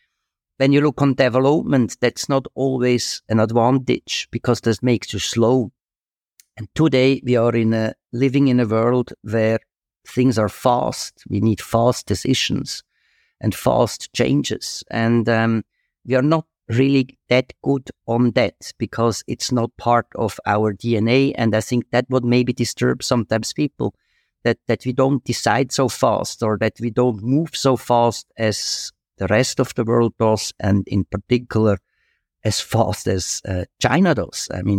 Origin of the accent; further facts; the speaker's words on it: Switzerland; moved away as an adult; also born or lived in Asia; I feel also comfortable in Switzerland. It's my home country and I love it.